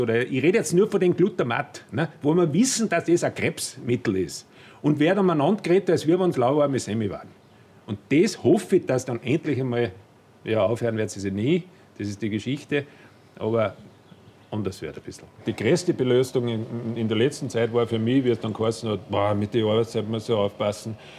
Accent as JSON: {"language": "German", "country": "Austria", "said": "als Österreicher"}